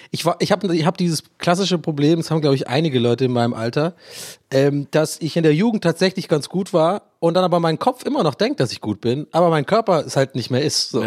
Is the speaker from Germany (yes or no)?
no; Ireland; accent: Irish; Und mein echter Akzent ist ja wirklich tatsächlich irisch. Also ich bin ja in Irland geboren und aufgewachsen.